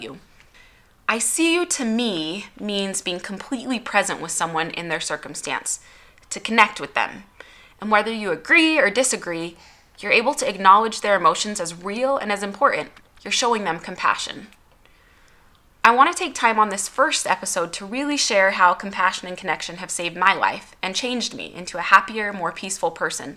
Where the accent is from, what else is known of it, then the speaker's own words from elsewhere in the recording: Utah, United States; I was born in Utah.